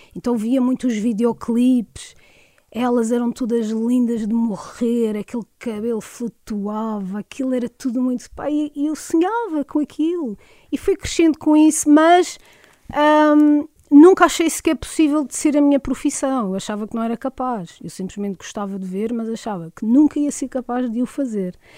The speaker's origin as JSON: {"language": "Portuguese", "town": "Porto Santo", "region": "Madeira", "country": "Portugal", "tie": "born or raised there", "also_born_or_lived": "Funchal", "moved": "yes", "said": "eu costumo dizer que sou do Porto Santo, apesar de ter nascido no Funchal, eu vivi a minha vida no Porto Santo"}